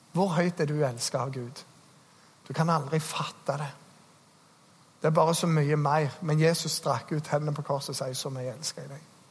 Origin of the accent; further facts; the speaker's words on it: Norway; Jeg er nordmann